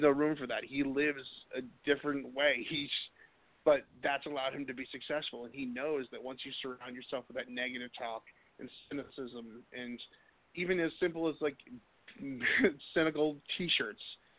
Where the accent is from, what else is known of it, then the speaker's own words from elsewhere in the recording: Boston, Massachusetts, United States; I'm from Boston